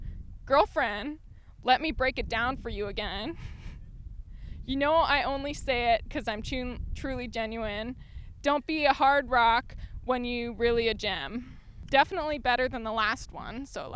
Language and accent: English; Hawaii, United States; One of my best friends lives in Colorado, and I've lost my pidgin English, which is like how people communicate in public schools in Hawaii.